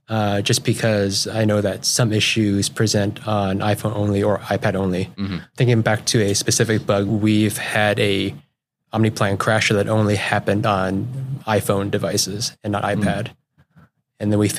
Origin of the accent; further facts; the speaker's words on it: Everett, Washington, United States; I'm from the South Everett area. I went to high school there.